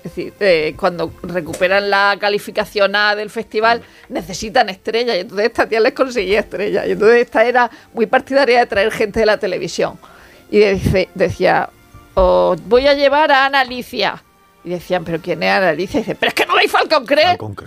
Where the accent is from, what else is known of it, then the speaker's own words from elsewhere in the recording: Region of Murcia, Spain; soy de Murcia